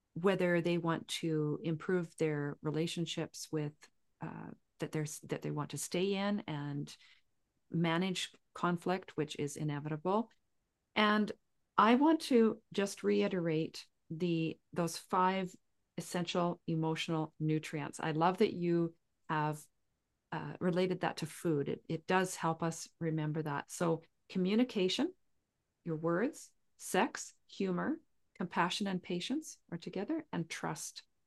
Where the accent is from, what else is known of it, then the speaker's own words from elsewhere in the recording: southern Saskatchewan, Canada; I grew up in southern Saskatchewan right on the Montana border